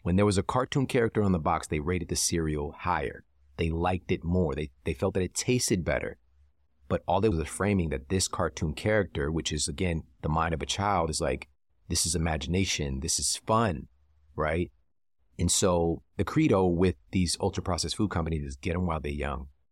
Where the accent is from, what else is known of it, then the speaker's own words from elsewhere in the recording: St. Louis, Missouri, United States; I'm from Saint Louis